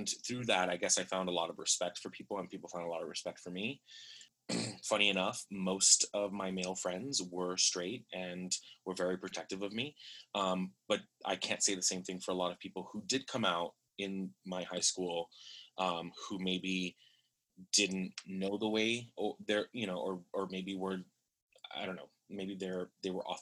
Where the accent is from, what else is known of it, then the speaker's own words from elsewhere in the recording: Miami, Florida, United States; I am from Miami, Florida